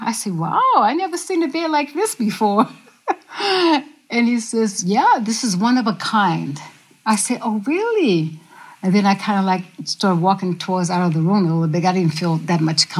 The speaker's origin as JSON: {"language": "English", "region": "the South", "country": "United States", "said": "I say, yes, sir, I'm from the South."}